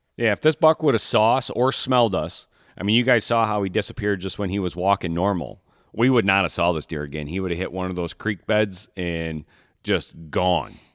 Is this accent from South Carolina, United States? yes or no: no; Michigan, United States; I'm from, I'm born and raised in Michigan.